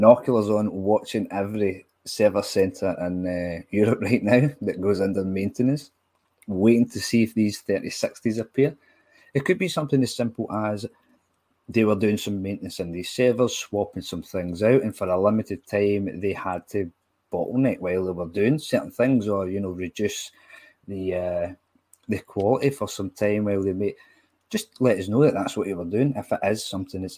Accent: Scotland, United Kingdom; I am Scottish

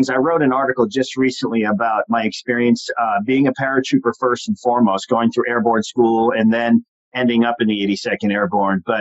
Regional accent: Long Island, New York, United States; but I did a lot of growing up on Long Island, and and I went from there.

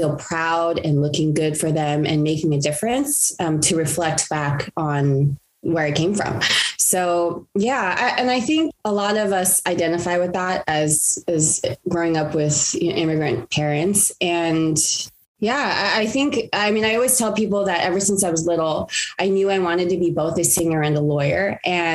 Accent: Los Angeles, California, United States; I grew up in the San Gabriel Valley of Los Angeles, California

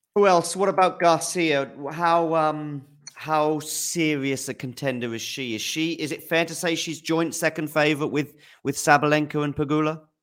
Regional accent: United Kingdom; I'm British

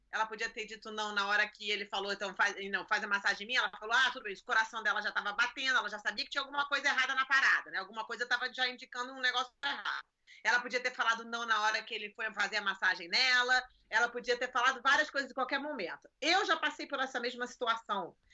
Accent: Rio de Janeiro, Brazil; now in United States; Eu nasci e cresci em Copacabana

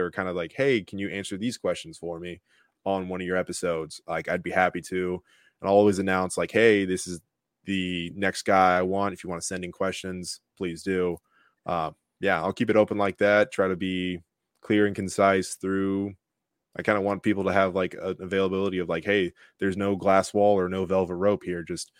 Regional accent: Longwood, Florida, United States; my high school, Lyman High School in Longwood

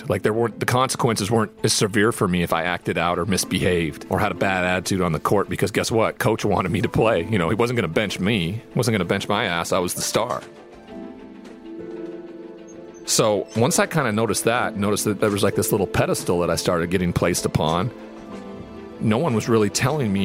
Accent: Great Falls, Montana, United States; I'm from Great Falls, Montana. I'm the only Montanan who's ever been drafted in the first round of the NFL draft.

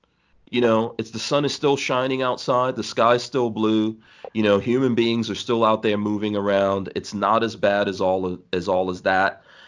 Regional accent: Guyana; born there; also born or lived in Nigeria; You know, I've lived in Nigeria. And like I said, I was born in Guyana.

